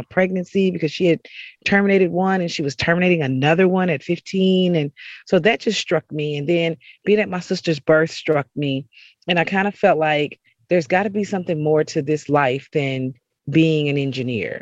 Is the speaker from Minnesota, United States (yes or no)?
no; Fort Worth, Texas, United States; I'm from Fort Worth, Texas, originally, right outside of Dallas. So that is home